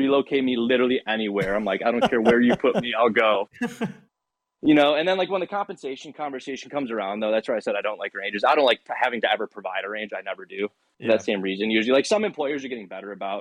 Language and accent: English; Michigan, United States; moved away as an adult; also born or lived in Seattle; I'm from Michigan